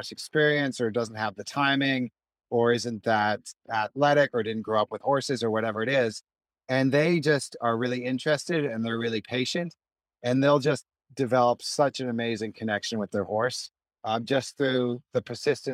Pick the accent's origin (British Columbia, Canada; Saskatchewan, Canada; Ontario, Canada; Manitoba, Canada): British Columbia, Canada; Vancouver; I grew up in Vancouver on the west coast of Canada